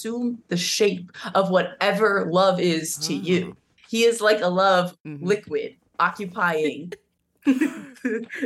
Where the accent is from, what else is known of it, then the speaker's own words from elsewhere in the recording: Pennsylvania, United States; I'm from Pennsylvania